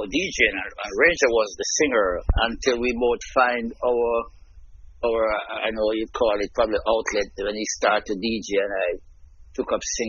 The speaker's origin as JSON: {"language": "English", "region": "Kingston", "country": "Jamaica", "tie": "born or raised there", "also_born_or_lived": "St. Mary, Jamaica", "said": "I was born in St. Mary, the parish of St. Mary in Jamaica."}